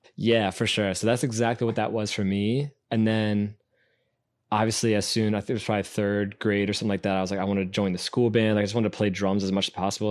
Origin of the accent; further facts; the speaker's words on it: Burtonsville, Maryland, United States; we live in Burtonsville